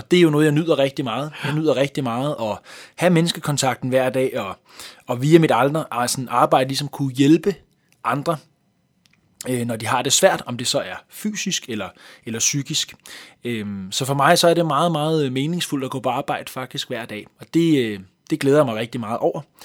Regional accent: Hvidovre, Capital Region of Denmark, Denmark; accent: Copenhagen Vestegn accent; also born or lived in Hellerup / Valby / Nørrebro; den københavnske Vestegn, det er jo der, hvor jeg har hjemme, nærmere øh, omkring øh, Hvidovre

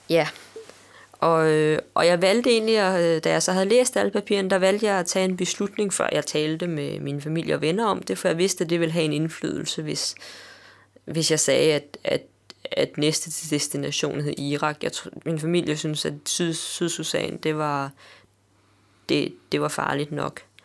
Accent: Denmark

